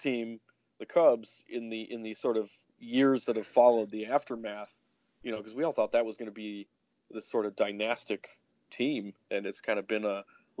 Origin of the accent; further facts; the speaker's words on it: Chicago, Illinois, United States; moved away as an adult; also born or lived in Cleveland; I grew up in Chicago, as Cleveland people will know from my years covering there.